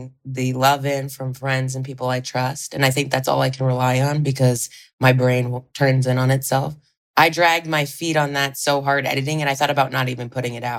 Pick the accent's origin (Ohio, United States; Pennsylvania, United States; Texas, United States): Ohio, United States; moved away; I'm from Ohio.